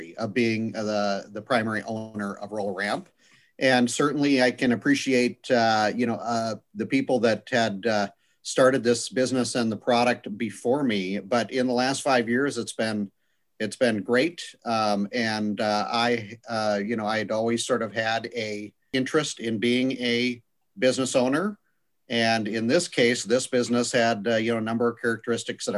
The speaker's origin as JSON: {"language": "English", "town": "Fargo", "region": "North Dakota", "country": "United States", "tie": "born or raised there", "said": "I'm a Fargo native, so to speak, born and raised in Fargo, North Dakota."}